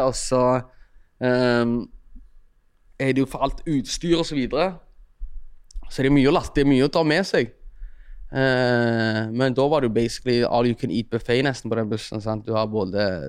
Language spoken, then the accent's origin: Norwegian; Stavanger, Rogaland, Norway; also born or lived in Eritrea; jeg kommer fra Storhaus, og det er liksom 10-15 minutter å gå til sentrum fra der jeg mm. bor